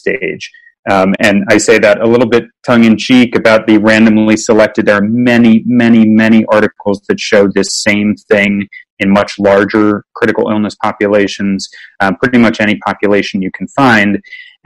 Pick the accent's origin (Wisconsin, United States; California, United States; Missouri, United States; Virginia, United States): Virginia, United States; when I was growing up in Virginia